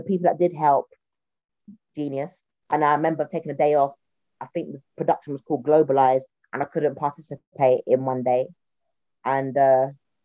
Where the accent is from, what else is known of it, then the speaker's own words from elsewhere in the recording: London, United Kingdom; accent: Cockney; I'm from a working class South Londoner. I say to people, I'm a Cockney Caribbean girl.